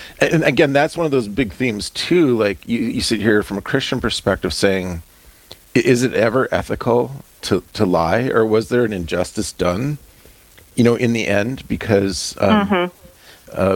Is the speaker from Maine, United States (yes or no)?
no; North Dakota, United States; as a white rural farm kid growing up in North Dakota